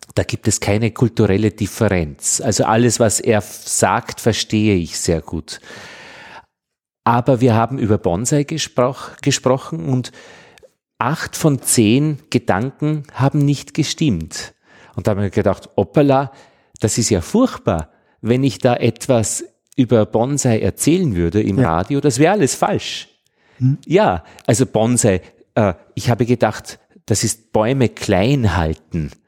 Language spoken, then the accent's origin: German; Austria; für mich als Österreicher